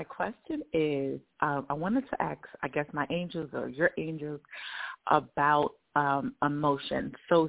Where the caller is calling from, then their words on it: New York, United States; Thank you so much for taking my call. I'm calling from New York.